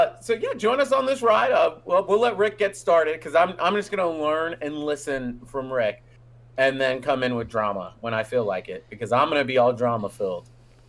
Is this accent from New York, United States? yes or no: yes; New York, United States; I'm from New York